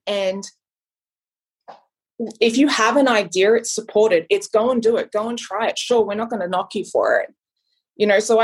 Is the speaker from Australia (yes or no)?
yes; Australia; moved away as an adult; now in United States; I grew up with in Australia